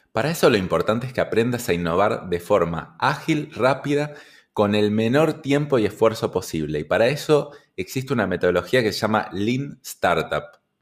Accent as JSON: {"language": "Spanish", "country": "Argentina", "said": "yo estoy vendiendo solo en mi país, en mi caso en Argentina"}